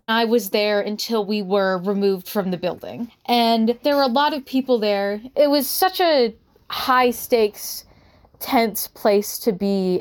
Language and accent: English; Utah, United States; also born or lived in California; Growing up in Utah